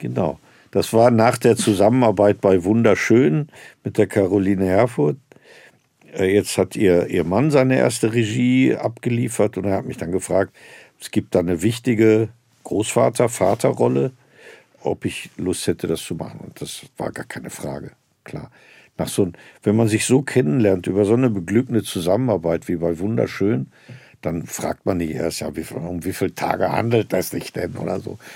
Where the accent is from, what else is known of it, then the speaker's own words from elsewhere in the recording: Herne, North Rhine-Westphalia, Germany; dass ich da in meiner Heimatstadt Landestheater gesehen habe